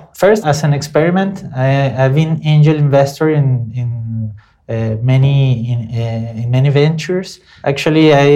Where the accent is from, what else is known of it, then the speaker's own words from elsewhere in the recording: Venezuela; moved away as an adult; also born or lived in Brazil; now in São Paulo, Brazil; I am from Venezuela, which is not a very fashionable country right now.